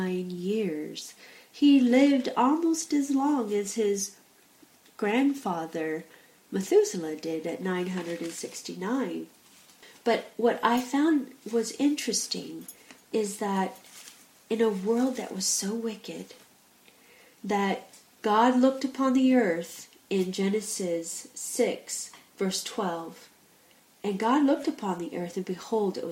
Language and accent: English; United States; now in England, United Kingdom; I'm from America, and I live in England. And as soon as I speak, it is known by my accent that I'm not from England